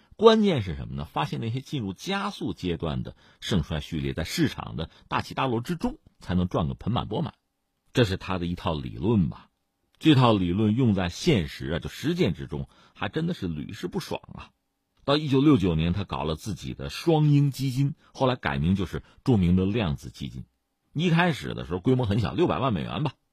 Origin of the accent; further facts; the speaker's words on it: China; 作为中国人更敏感的还是这句话